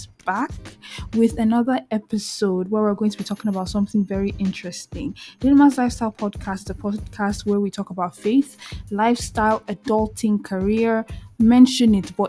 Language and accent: English; eastern Nigeria, Nigeria; moved away as an adult; So I'm from the eastern part of Nigeria. And I grew up in Nigeria till I was 18 before I moved to go to school